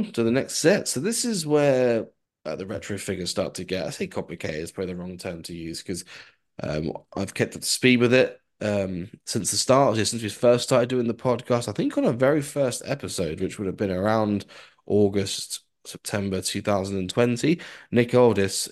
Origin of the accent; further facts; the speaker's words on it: United Kingdom; us UK people